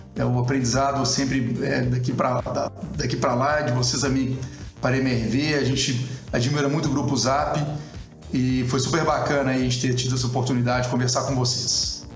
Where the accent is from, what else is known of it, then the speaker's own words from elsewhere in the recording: Brazil; como brasileiro